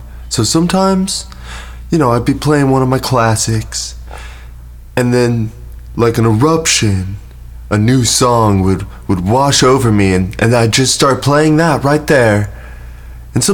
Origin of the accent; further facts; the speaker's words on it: Bradford, Yorkshire and the Humber, United Kingdom; I'm from Bradford, so I'm Bradford from Bradford.